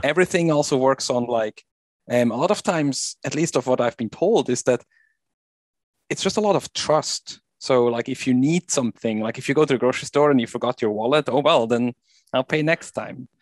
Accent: Switzerland; now in Virginia, United States; I'm originally from Switzerland, and I live in Virginia in the U S now.

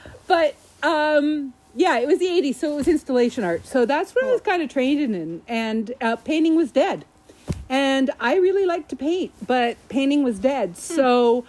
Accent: Hamilton, Ontario, Canada; also born or lived in Toronto; I grew up here in Hamilton

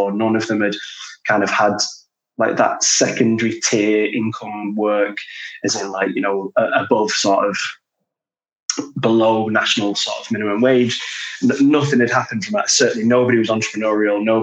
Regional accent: Glasgow, Scotland, United Kingdom; accent: Manc Glaswegian; also born or lived in Manchester; my dad was Scottish, so I grew up a lot in Glasgow. Uh, and then my mum was from Manchester, so grew up a lot in Manchester.

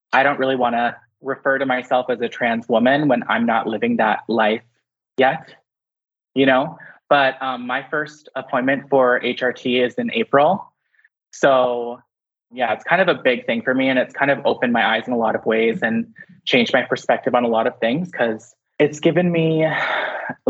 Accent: London, Ontario, Canada; I was born in London, Ontario. I had to think about it for a second. And we moved around like a lot. Like I've lived in so many different places, but all within Ontario

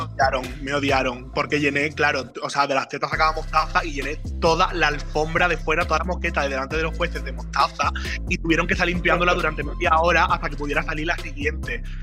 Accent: Jerez de la Frontera, Andalusia, Spain; moved away; cuando yo me fui de Jerez

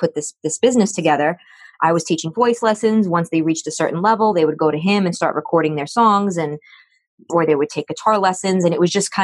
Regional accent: New York City, New York, United States; I grew up in the Bronx

